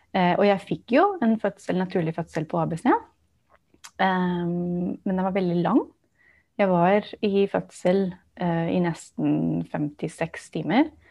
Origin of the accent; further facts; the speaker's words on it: Barcelona, Catalonia, Spain; first language English; Norwegian is a second language; also born or lived in United States; now in Norway; jeg vokste opp i Barcelona i Spania